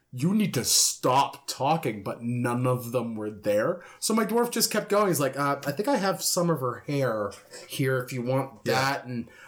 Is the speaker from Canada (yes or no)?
yes; Canada; I'm Canadian.